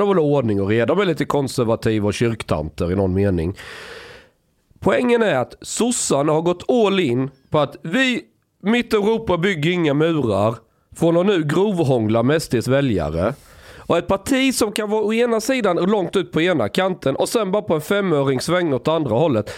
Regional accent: Sweden; som svensk

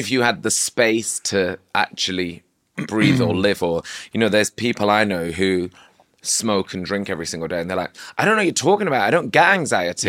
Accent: Manchester, North West England, United Kingdom; also born or lived in Oldham; now in London, United Kingdom; growing up in Manchester

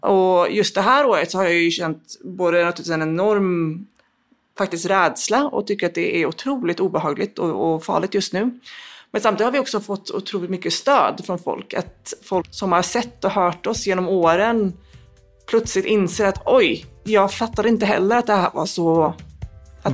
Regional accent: Gothenburg, Västra Götaland, Sweden; Jag växte upp i Angered utanför Göteborg

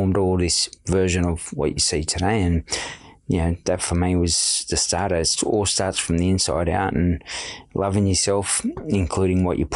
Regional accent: Sydney, New South Wales, Australia; growing up in Redfern

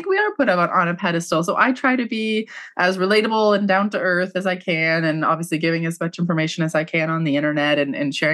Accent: Canada; also born or lived in London, England; I'm Canadian

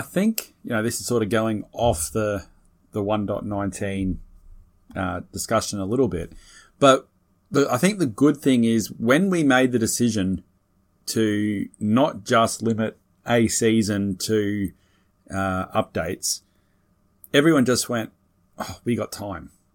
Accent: Australia; being an Aussie

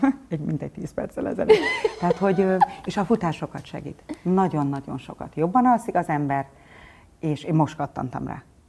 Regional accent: Gyula, Békés, Hungary; also born or lived in Budapest; Gyulán születtem

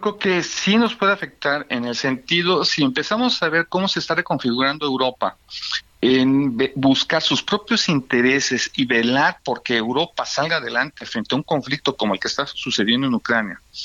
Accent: Mexico; Somos un país amistoso

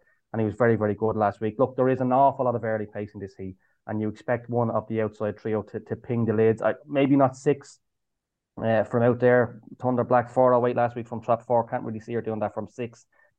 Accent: Swords, Leinster, Ireland; my hometown here in Swords, although I'm a long way from Swords at the moment.

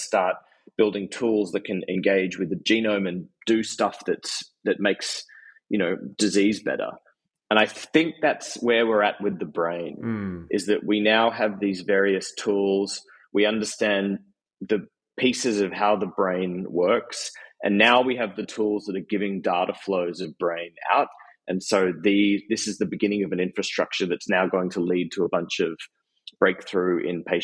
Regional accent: Australia; I'm Australian

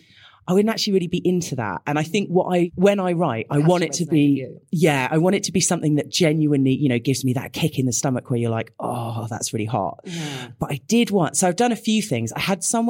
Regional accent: United Kingdom; we're both British

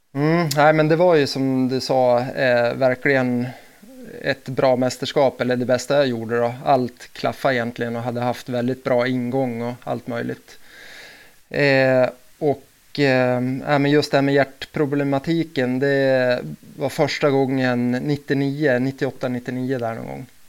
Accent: Delsbo, Gävleborg County, Sweden; jag är uppväxt i Delsbo och Hälsingland

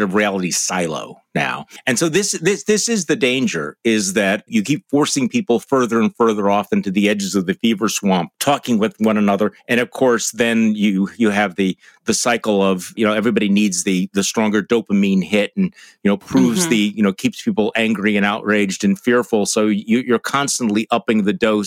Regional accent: Wisconsin, United States; my home state of Wisconsin

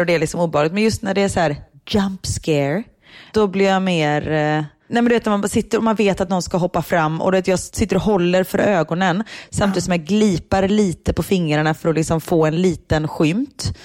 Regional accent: Sweden; moved away as an adult; now in Belgium; hemma i Sverige

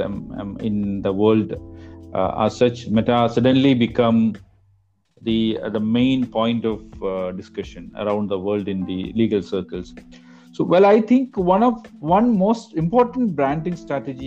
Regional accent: Kerala, India; moved away as an adult; now in Chennai, India; a university in my home state Kerala

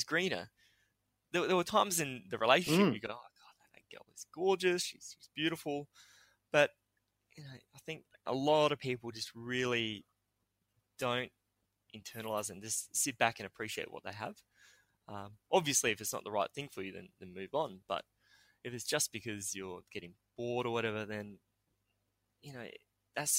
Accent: New South Wales, Australia; I was born in New South Wales

